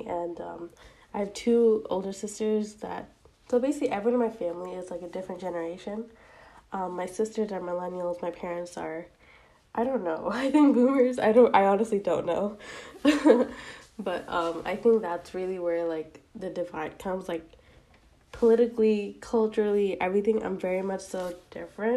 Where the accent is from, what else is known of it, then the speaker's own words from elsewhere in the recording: United States; I'm Asian American, specifically South Asian